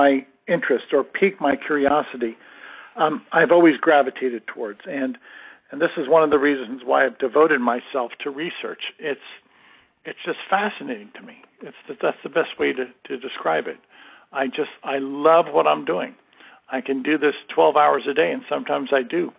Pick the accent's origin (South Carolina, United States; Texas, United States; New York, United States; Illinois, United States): New York, United States; New Rochelle; moved away; I'm a native New Yorker. I was born and raised in New Rochelle, New York.